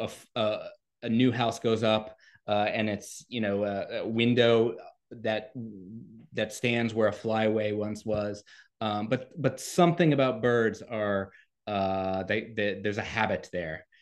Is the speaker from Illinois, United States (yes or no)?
no; Lafayette, Louisiana, United States; U L L, or the University of Louisiana at Lafayette, in my hometown of Lafayette